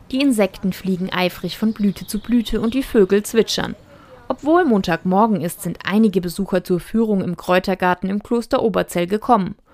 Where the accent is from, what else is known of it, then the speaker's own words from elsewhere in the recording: Würzburg, Bavaria, Germany; Ich komme aus Würzburg und es ist so nah.